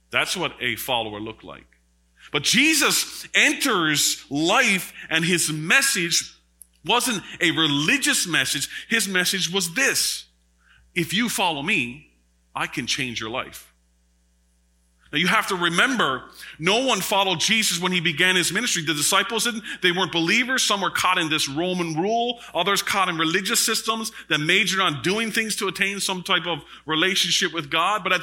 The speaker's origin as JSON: {"language": "English", "region": "Newfoundland and Labrador", "country": "Canada", "said": "I'm very, very astute in when it comes to Newfie lingo because I'm from Labrador, right?"}